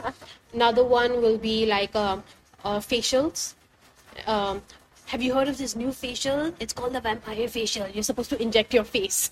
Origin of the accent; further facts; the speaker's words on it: India; being Indian